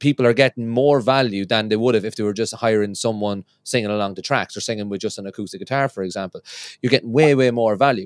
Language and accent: English; Ireland; moved away as an adult; now in Scotland, United Kingdom; I'm from Ireland, and when I moved over to Scotland